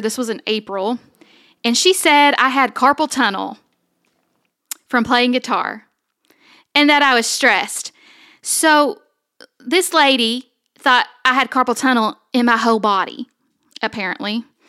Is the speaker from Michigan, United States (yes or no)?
no; Somerset, Kentucky, United States; also born or lived in Owensboro, Kentucky; we moved to Eastern Kentucky to a place called Somerset